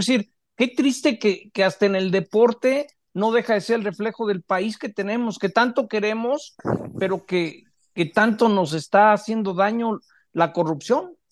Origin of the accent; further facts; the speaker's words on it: Mexico; como mexicano